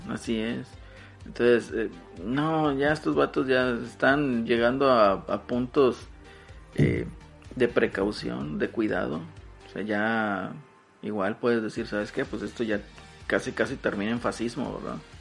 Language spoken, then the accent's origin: Spanish; Mexico; como prieto mexicano